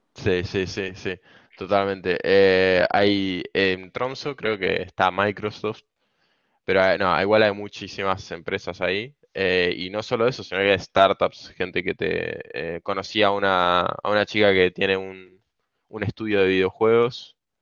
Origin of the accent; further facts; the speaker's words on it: Argentina; moved away as an adult; now in Norway; toda la vida me quise ir de Argentina